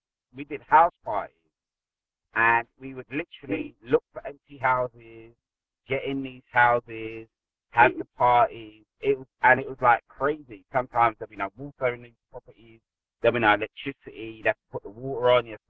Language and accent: English; London, United Kingdom; Born and bred South Londoner